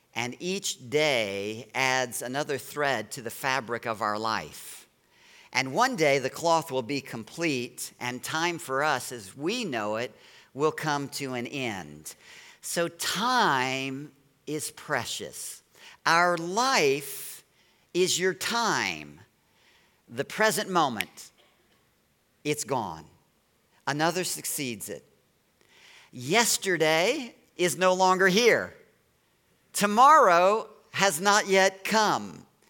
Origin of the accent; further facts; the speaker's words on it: Baton Rouge, Louisiana, United States; now in Chesapeake Bay area, United States; I was born in Baton Rouge, Louisiana.